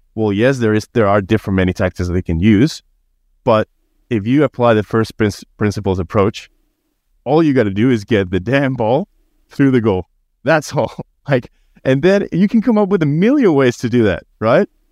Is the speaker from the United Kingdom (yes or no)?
no; Spain; moved away as an adult; now in Australia; I was born and raised in Spain and been in Australia for a few years